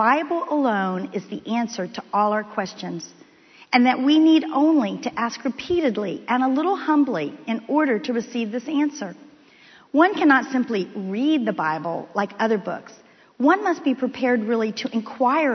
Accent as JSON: {"language": "English", "town": "Miami", "region": "Florida", "country": "United States", "also_born_or_lived": "Texas", "moved": "as an adult", "said": "I'm from Miami, Florida"}